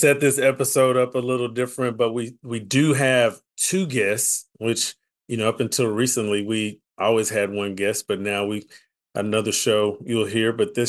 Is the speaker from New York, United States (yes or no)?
no; Paris, Texas, United States; one of my classmates from my hometown, both from my hometown of Paris, Texas.